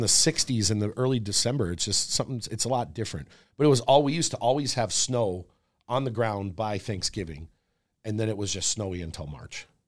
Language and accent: English; Wisconsin, United States; also born or lived in Florida; up until I was, maybe eight, I was in Florida, and then we moved to Wisconsin, and it was always snowy there.